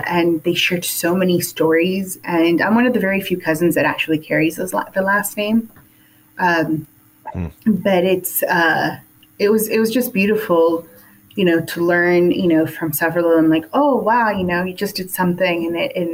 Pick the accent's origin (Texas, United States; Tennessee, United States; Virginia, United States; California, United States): California, United States; Los Angeles; Born and raised in Hollywood, California.